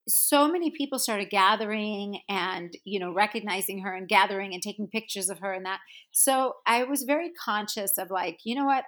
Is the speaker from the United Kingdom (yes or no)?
no; South Africa; moved away; I grew up in South Africa